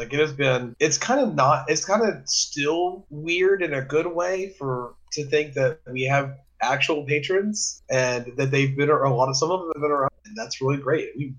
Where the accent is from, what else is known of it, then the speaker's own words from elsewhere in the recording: Mississippi, United States; we're from Mississippi.